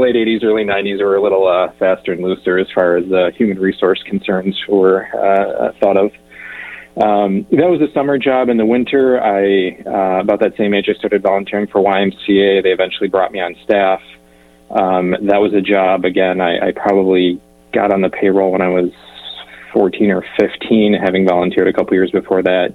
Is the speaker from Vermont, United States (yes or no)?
no; southeast Michigan, United States; I grew up in a rural small town in southeast Michigan